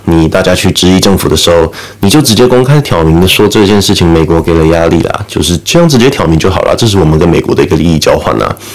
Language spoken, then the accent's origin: Chinese; Taiwan; 我们台湾人